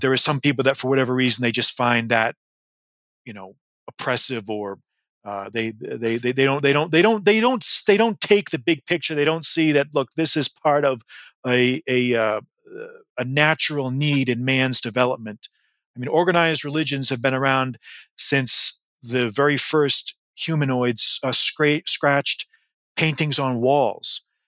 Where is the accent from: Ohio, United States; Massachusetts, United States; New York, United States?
Massachusetts, United States; I grew up in Massachusetts